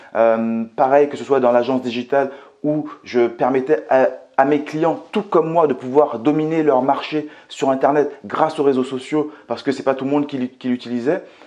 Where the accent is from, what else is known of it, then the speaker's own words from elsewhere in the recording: Martinique; also born or lived in Metropolitan France; now in France; je viens tout simplement de la Martinique, que j'ai grandi euh, dans un quartier qui était très très très populaire, pour ne pas vous dire euh, très pauvre que je suis arrivé en France en 95